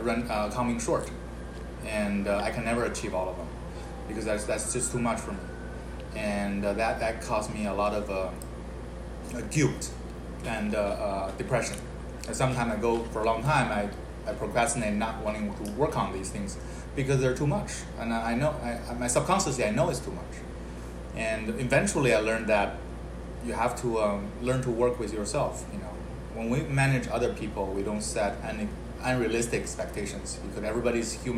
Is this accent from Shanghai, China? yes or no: no; Beijing, China; I grew up, I'm born and raised in Beijing, China.